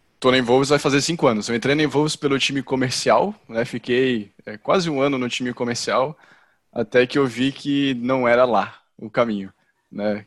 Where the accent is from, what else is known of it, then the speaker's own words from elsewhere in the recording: Florianópolis, Santa Catarina, Brazil; responsável pelo time de CS na Involves, tenho 31 anos, sou de Floripa